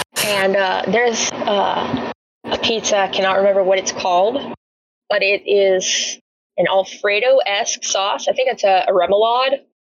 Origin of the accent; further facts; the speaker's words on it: Louisiana, United States; I'm from Louisiana